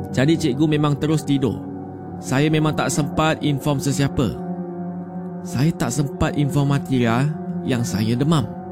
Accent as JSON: {"language": "Malay", "region": "Terengganu", "country": "Malaysia", "said": "Saya berasal dari Terengganu."}